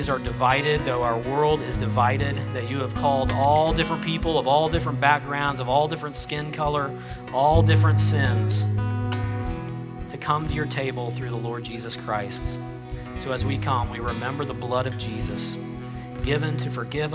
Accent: United States; I was born an American, and I'm an American because I was born here

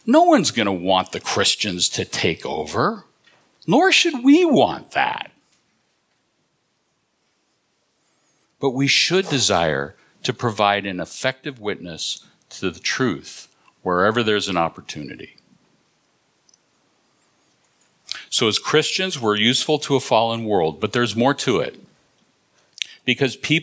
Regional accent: Southern California, United States; now in New England, United States; I'm originally from Southern California

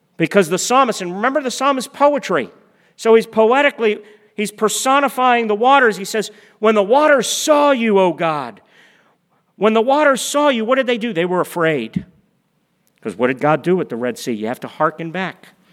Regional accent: United States; as American Christians

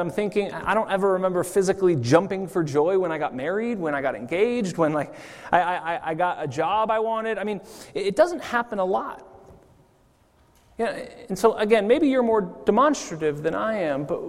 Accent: California, United States; now in Zurich, Switzerland; growing up in California

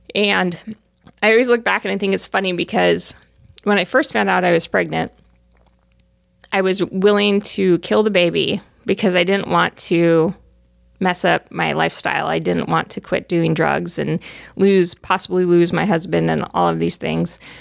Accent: Southern California, United States; moved away as an adult; also born or lived in Arizona; I grew up in Southern California

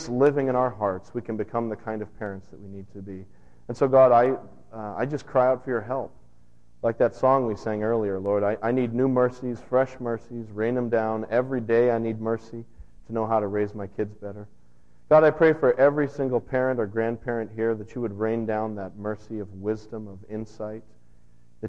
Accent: United States; I'm an American too

